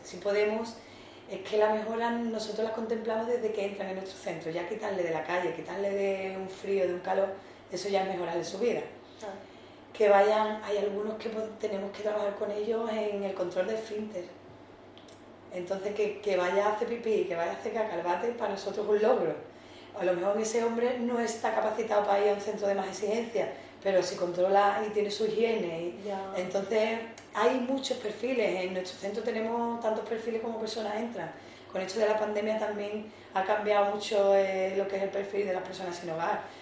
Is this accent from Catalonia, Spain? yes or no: no; San Fernando, Andalusia, Spain; moved away as an adult; now in Algeciras, Spain; soy natural de San Fernando, pero vine aquí a Algeciras por motivos laborales